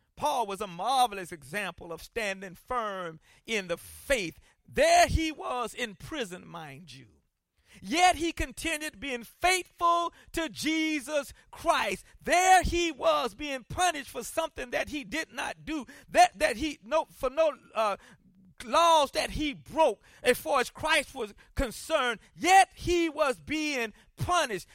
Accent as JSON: {"language": "English", "town": "Columbia", "region": "South Carolina", "country": "United States", "tie": "born or raised there", "said": "when I was growing up in Columbia, South Carolina"}